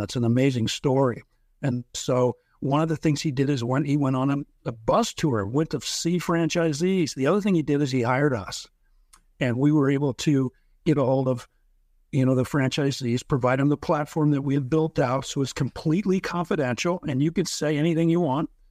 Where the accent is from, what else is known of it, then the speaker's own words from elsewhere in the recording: Lincoln, Nebraska, United States; moved away as an adult; also born or lived in Dallas, Texas; moved back to Lincoln, Nebraska, opened three locations in four years.